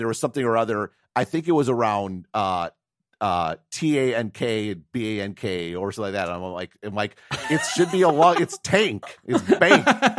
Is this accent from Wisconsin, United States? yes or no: yes; Wisconsin, United States; accent: Wisconsin; did change my pronunciation so I could teach it correctly. And then I felt a little bad. I was losing my accent. It was kind of a bummer.